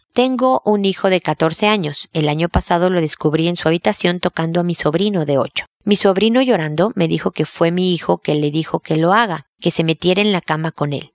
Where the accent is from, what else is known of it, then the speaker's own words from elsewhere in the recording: Mexico; moved away as an adult; now in Chile; cuando yo vivía allá, hace 10 años que no vivo en México